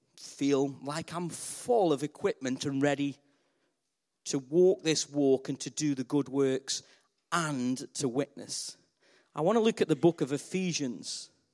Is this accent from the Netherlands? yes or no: no; Stoke-on-Trent, West Midlands, United Kingdom; I'm from Stoke on Trent. We're known as clay people.